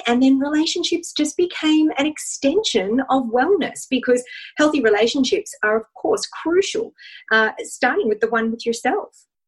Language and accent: English; Australia; I'm from Australia, so I do have a funny accent